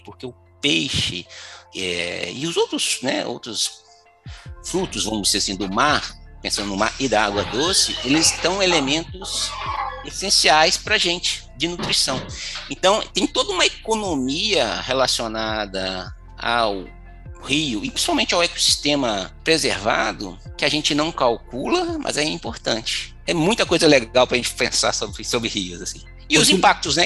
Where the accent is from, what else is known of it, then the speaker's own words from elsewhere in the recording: Teixeiras, Minas Gerais, Brazil; eu sou natural de uma cidadezinha bem pequena, chamada Teixeiras